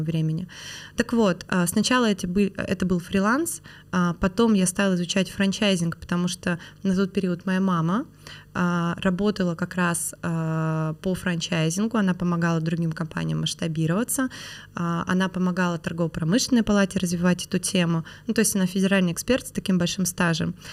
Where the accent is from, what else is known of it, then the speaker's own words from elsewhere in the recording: Perm, Perm Krai, Russia; moved away as an adult; now in Moscow, Russia; Я выросла в Перми